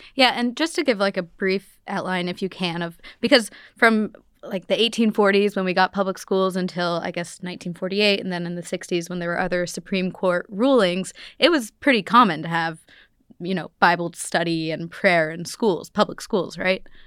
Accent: Arlington, Virginia, United States; I grew up in Arlington, Virginia, Northern Virginia, right outside D C

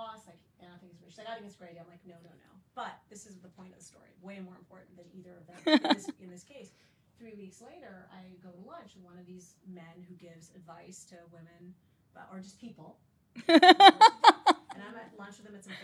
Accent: Saudi Arabia; also born or lived in Kalamazoo, Michigan, United States; now in United States; I was Muslim and growing up in Saudi Arabia

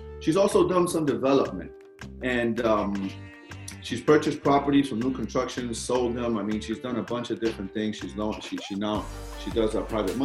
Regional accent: New York City, New York, United States; I grew up in New York City as well

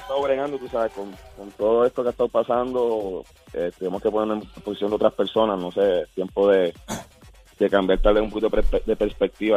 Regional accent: Puerto Rico; now in Caguas, Puerto Rico; nosotros como puertorriqueños

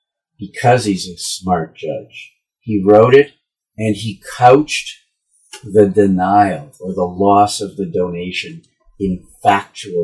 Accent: the Maritimes, Canada; moved away; I grew up in the Maritimes

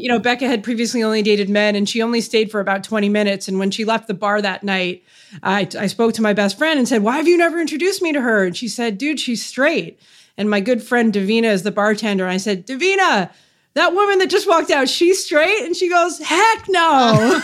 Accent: Canada; I'm Canadian

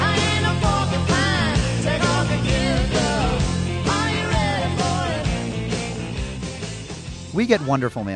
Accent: Western Massachusetts, United States; I'm from Western Massachusetts

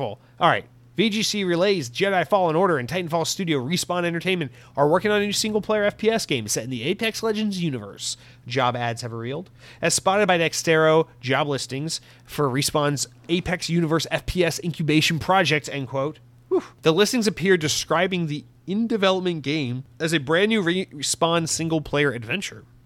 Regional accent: United States; as an American

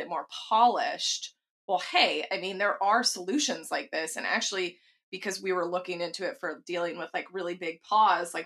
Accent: Texas, United States; growing up in Texas

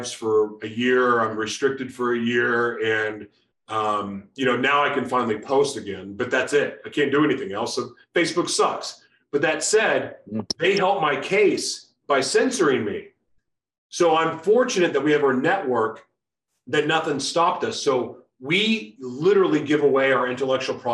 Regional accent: Oklahoma City, Oklahoma, United States; I grew up in Oklahoma City, and listen, where I'm from has evolved

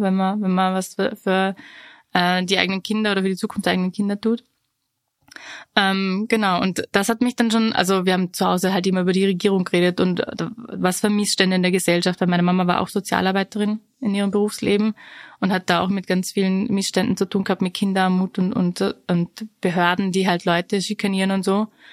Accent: Vorarlberg, Austria; Und ich bin ja aus Vorarlberg

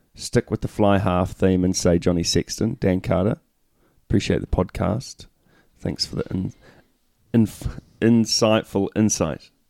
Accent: New Zealand; we're Kiwis

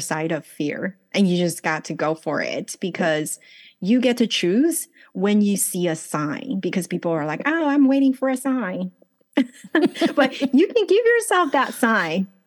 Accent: Los Angeles, California, United States; English is a second language; moved away as an adult; also born or lived in China / Taiwan; now in Los Angeles, United States; So I was born in China, grew up in Los Angeles, married off to Taiwan

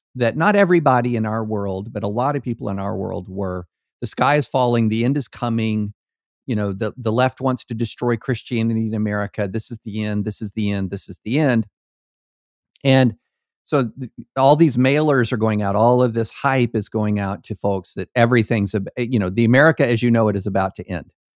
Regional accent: rural Kentucky, United States; also born or lived in Opelika, Alabama / Nashville, Tennessee; I was born in Opelika, Alabama. The first football game I went to, I was six years old at Death Valley in Baton Rouge, Louisiana. I grew up in rural Kentucky

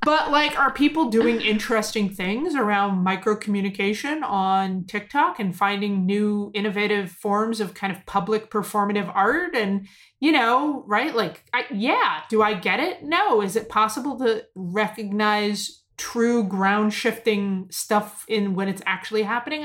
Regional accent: United States; as an American, as an American Jew

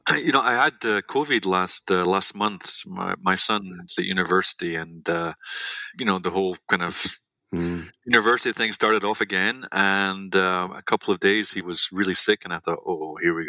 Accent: Scotland, United Kingdom; also born or lived in London; My mother and father both grew up in Scotland. And I was born in London, grew up in Scotland with them.

